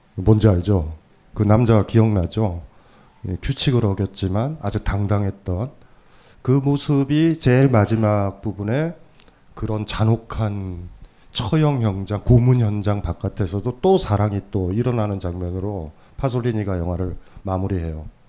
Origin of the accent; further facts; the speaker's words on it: Hamyang, South Gyeongsang, South Korea; moved away; 아주 어렸을 때 제가 경남 함양에 살았을 때